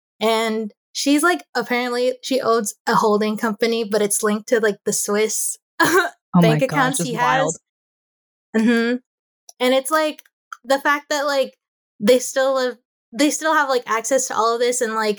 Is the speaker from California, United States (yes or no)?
yes; East Bay, California, United States; So I've grown up in the East Bay, or I was born and raised in the East Bay, and I still live here.